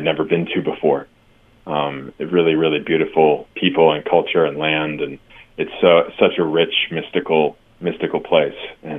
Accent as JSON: {"language": "English", "region": "East Coast", "country": "United States", "tie": "born or raised there", "moved": "as an adult", "lives_now": "Los Angeles, United States", "said": "I grew up on the East Coast."}